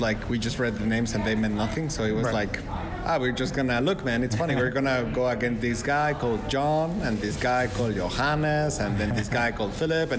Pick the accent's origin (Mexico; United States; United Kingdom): Mexico; now in Austria; also born and raised in Mexico